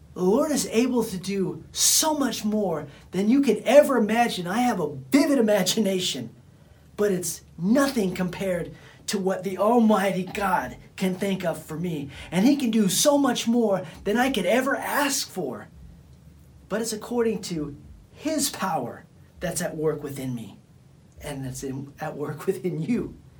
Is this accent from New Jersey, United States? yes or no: no; Bakersfield, California, United States; I come from Bakersfield, California, and the people that knew me from back in the days, they knew me as just some punk kid from Bakersfield, California